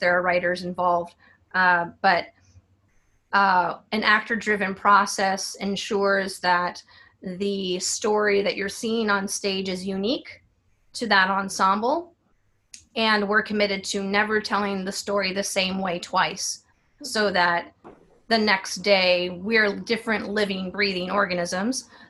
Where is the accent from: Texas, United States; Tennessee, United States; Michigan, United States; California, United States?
California, United States; San Diego; now in New York City, United States; I'm originally from San Diego